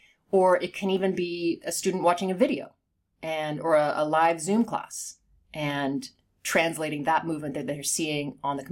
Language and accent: English; United Kingdom; accent: Southern California with a hint of East Coast; Yeah. Well, I'm not English, but I grew up there. But yes, but my accent is like Southern California with a hint of East Coast or something mixed in.